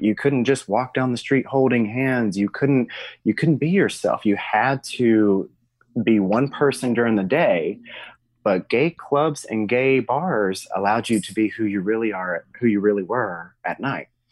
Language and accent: English; Arkansas, United States; I'm from the South, state of Arkansas, and I grew up in a very small town.